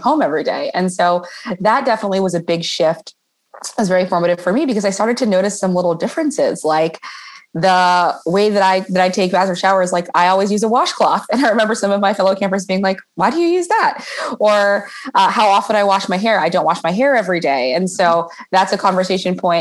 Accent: Oakland, California, United States; I grew up in Oakland, California

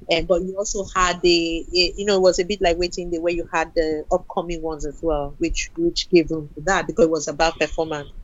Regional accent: Nigeria; moved away as an adult; I came from Nigeria

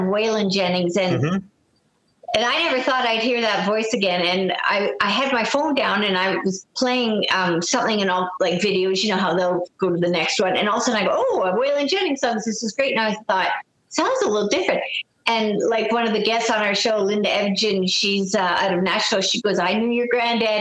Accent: Canada; I'm a Canadian

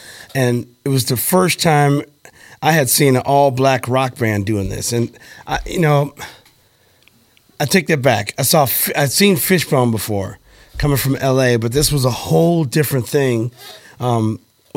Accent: Rock Hill, Missouri, United States; also born or lived in Los Angeles; now in St. Louis, United States; I grew up in Rock Hill

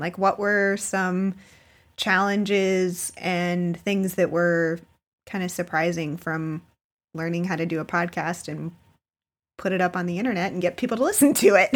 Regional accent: South Florida, United States; moved away; also born or lived in Baltimore; I grew up in South Florida, um, in a very kind of touristy, beachy area

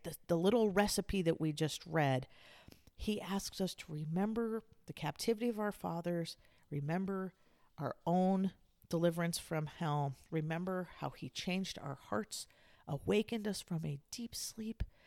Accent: San Diego, California, United States; I grew up in Southern California in San Diego.

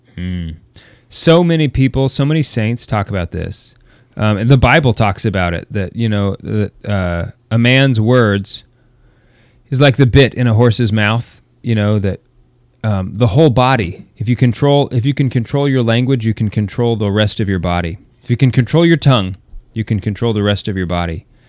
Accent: United States; we're not Americans anymore

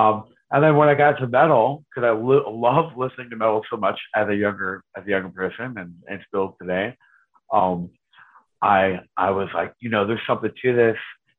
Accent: Reading, Pennsylvania, United States; all the kids on the block that I grew up on in Reading, on Cotton Street, they all listened to their different things.

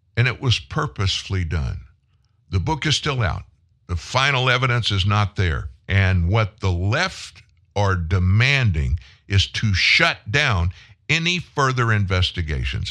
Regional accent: United States

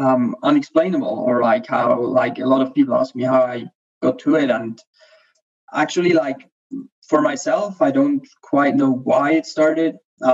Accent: Switzerland; also born or lived in Bimini, Bahamas; Yeah, I'm from Switzerland.

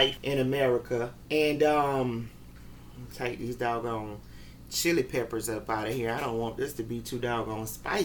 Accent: United States; us women, especially as American women

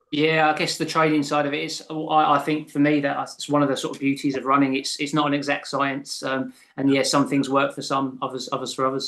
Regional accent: England, United Kingdom; I'm from south of the border.

